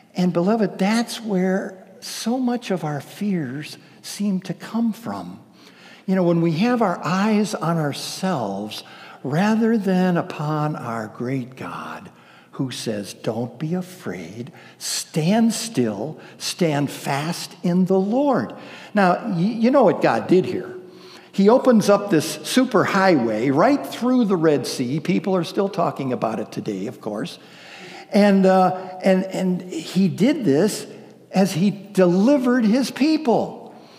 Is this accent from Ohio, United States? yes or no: yes; Ohio, United States; moved away; I'm from Ohio